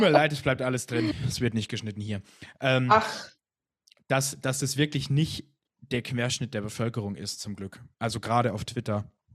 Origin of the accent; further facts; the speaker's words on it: Hochschwarzwald, Baden-Württemberg, Germany; ich komme aus dem Hochschwarzwald